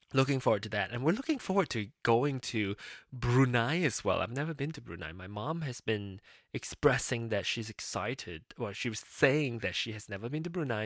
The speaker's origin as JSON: {"language": "English", "country": "Malaysia", "moved": "yes", "lives_now": "United States", "said": "I'm not a Malaysian citizen anymore"}